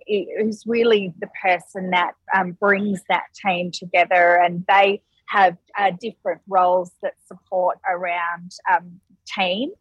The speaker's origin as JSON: {"language": "English", "town": "Perth", "region": "Western Australia", "country": "Australia", "also_born_or_lived": "Melbourne", "moved": "as an adult", "said": "I actually was living in Melbourne, um, but I am from Perth originally"}